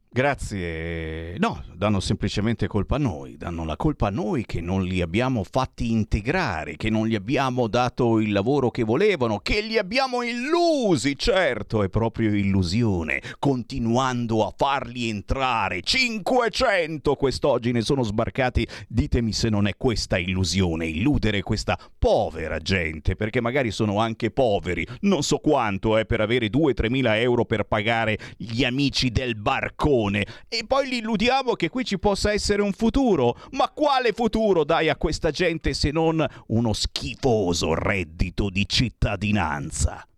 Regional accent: Italy

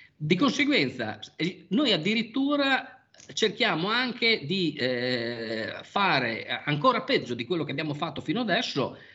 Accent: Bologna, Emilia-Romagna, Italy; sono nato e vissuto a Bologna, eh, per quasi sessanta anni

